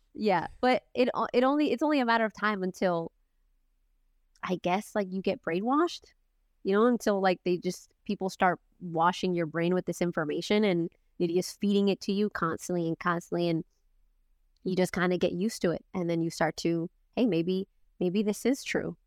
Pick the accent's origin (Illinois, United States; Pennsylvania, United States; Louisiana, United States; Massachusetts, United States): Massachusetts, United States; Boston; I grew up in Boston